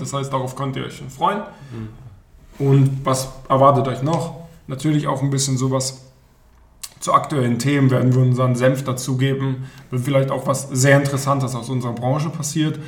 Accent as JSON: {"language": "German", "region": "Berlin", "country": "Germany", "tie": "born or raised there", "moved": "as an adult", "lives_now": "Baden-Württemberg, Germany", "said": "gebürtiger Berliner, bin dann hier in den Süden gezogen, um zu studieren"}